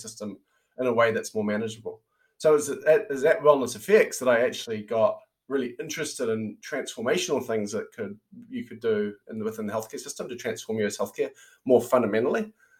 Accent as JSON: {"language": "English", "country": "New Zealand", "tie": "born or raised there", "also_born_or_lived": "Silicon Valley, United States", "moved": "as an adult"}